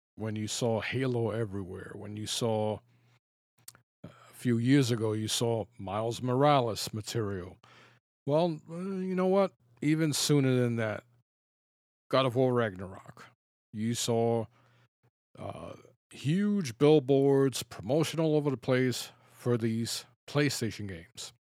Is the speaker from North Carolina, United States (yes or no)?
no; New York City, New York, United States; I grew up in the Bronx